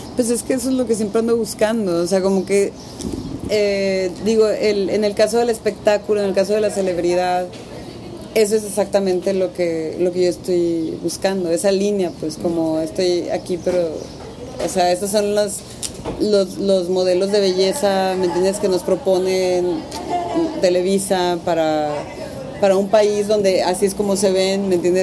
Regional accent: Tijuana, Baja California, Mexico; yo crecí en Tijuana

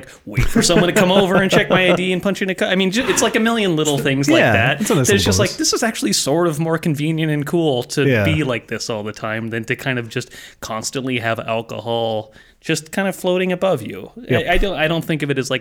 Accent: Ukiah, California, United States; growing up in Ukiah, California

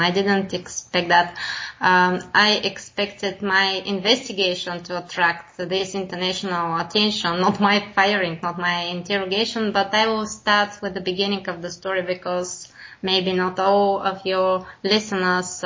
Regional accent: Bulgaria; I come from Bulgaria

